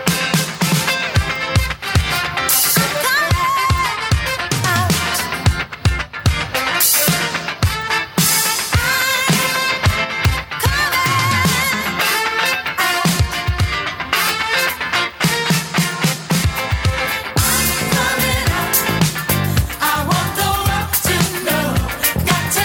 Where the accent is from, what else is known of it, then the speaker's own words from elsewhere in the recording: Bruges, Flanders, Belgium; Since I come from Belgium, I have known mass tourism for my whole life because I live in Bruges